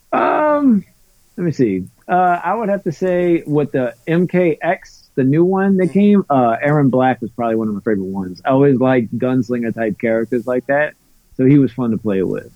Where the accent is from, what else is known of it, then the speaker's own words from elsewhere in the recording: New Orleans, Louisiana, United States; I'm from New Orleans because mm. basically I am but I'm kind of right outside of the actual city limits.